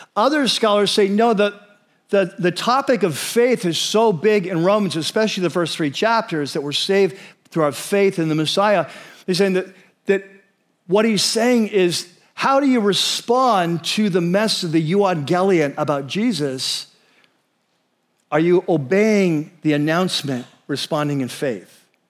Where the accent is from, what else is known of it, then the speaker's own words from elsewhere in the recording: United States; as American Christians